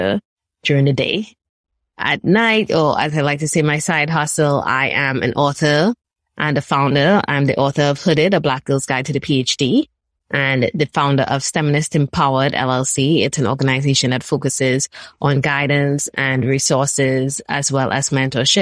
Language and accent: English; Trinidad & Tobago; moved away as an adult; now in United States; I'm actually originally from Trinidad and Tobago. I'm a Trini girl at heart. I grew up there